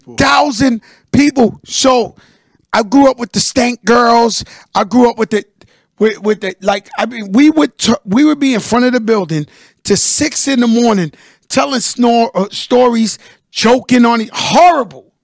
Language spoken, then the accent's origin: English; New York City, New York, United States; the guys and the girls I grew up with in the Bronx